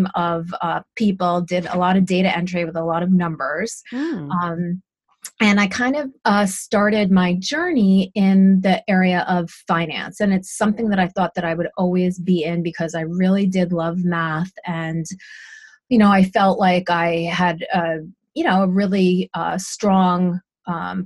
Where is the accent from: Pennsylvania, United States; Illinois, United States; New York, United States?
New York, United States; Montrose; I grew up in a very small town in Westchester County called Montrose